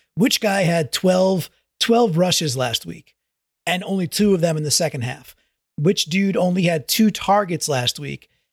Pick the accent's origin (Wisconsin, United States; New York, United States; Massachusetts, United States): New York, United States; now in Connecticut, United States; I'm a New Yorker by nature